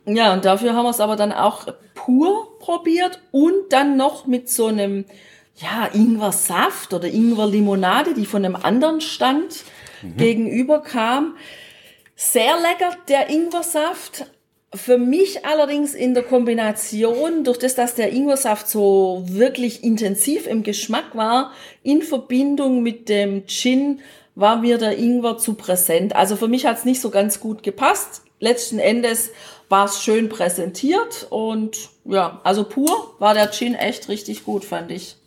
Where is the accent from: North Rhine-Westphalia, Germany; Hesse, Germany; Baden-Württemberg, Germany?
Baden-Württemberg, Germany; Als Schwäbin